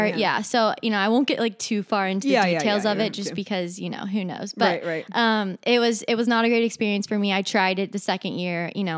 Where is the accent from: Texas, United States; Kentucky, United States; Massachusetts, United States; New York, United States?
Kentucky, United States; Northern; also born or lived in Orlando, Florida; So I'm from Northern Kentucky.